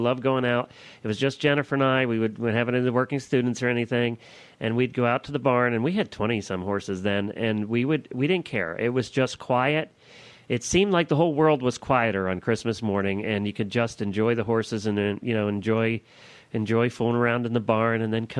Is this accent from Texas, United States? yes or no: no; Pennsylvania, United States; moved away; we come from Pennsylvania